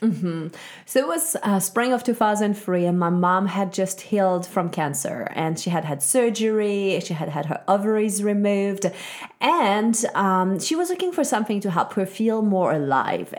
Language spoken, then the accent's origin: English; Switzerland; I was very lucky, uh, growing up in Switzerland.